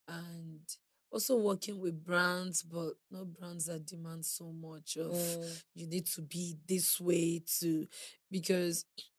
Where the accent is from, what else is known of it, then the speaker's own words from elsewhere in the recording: Edo, Nigeria; I grew up in Edo State.